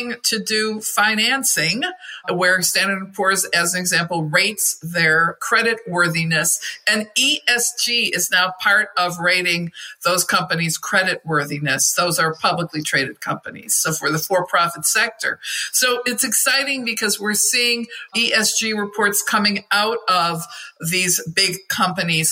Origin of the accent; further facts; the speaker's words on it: Michigan, United States; Flint in my home state of Michigan